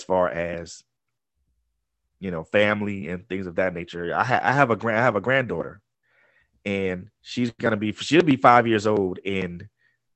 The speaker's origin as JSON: {"language": "English", "region": "Georgia", "country": "United States", "tie": "born or raised there", "also_born_or_lived": "Florida", "moved": "as an adult", "said": "having to move from Florida to come back to my home state of Georgia"}